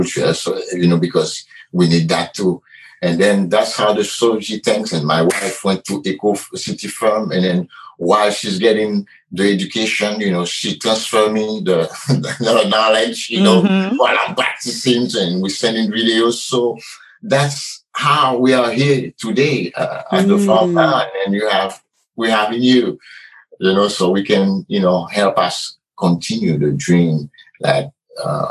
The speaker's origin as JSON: {"language": "English", "country": "Haiti", "moved": "yes", "lives_now": "United States", "said": "I'm from Haiti. And I came to the U.S. It was in 1982."}